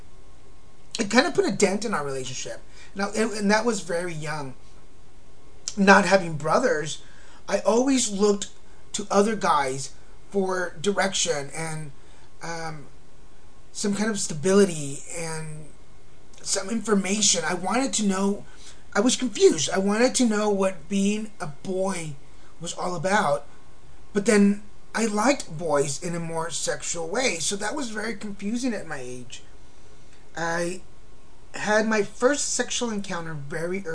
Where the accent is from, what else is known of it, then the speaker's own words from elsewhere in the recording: Texas, United States; also born or lived in Mexico; now in Laguna Beach, United States; I was born in Mexico and raised in Texas